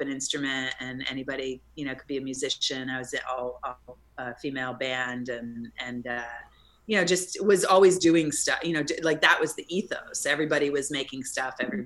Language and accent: English; New Jersey, United States; moved away; also born or lived in New York City; No, I'm from New Jersey. I was born in East Armpit, New Jersey.